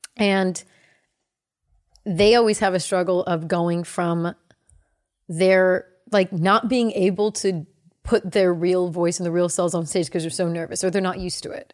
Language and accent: English; the Bay Area, California, United States; I grew up in the Bay. We would go to San Francisco